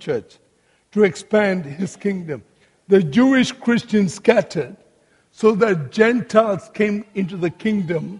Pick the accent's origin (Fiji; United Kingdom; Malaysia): Malaysia; Malacca; My own hometown, Melaka, Malaysia